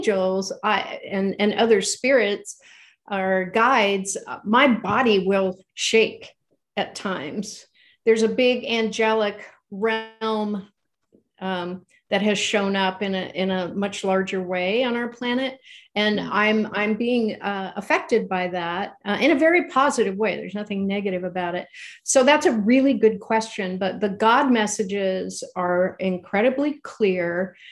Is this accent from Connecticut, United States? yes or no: no; California, United States; We're from California.